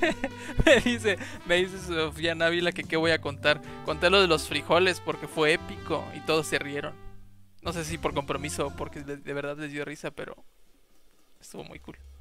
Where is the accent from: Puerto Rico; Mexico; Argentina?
Mexico; Jalpa; yo estaba en la secundaria, entonces, en ese entonces, pues no había mucha información, y menos en mi pueblo. Entonces. Menos allá en Jalpa.